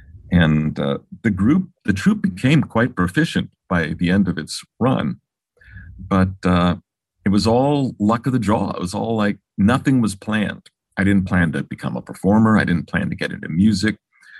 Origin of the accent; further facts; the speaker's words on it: Los Angeles, California, United States; I grew up in Baldwin Hills here in Los Angeles.